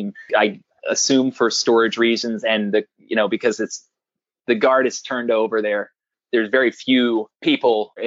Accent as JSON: {"language": "English", "region": "Maryland", "country": "United States", "moved": "as an adult", "lives_now": "Los Angeles, United States", "said": "I'm originally from Maryland"}